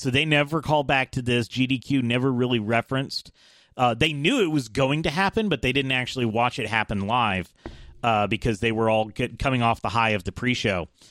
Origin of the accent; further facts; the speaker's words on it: Atlanta, Georgia, United States; I'm from Atlanta